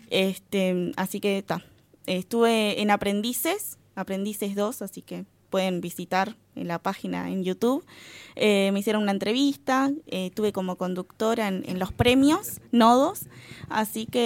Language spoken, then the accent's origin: Spanish; Guichón, Paysandú, Uruguay; Eh, en radio sí, eh, tuve en, de donde soy, de Guichón, en la radio Paz de Guichón.